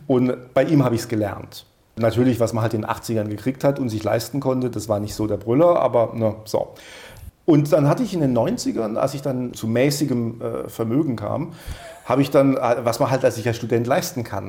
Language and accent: German; Baden-Württemberg, Germany; Und ich bin aus Südwestdeutschland, ich bin aus Baden-Württemberg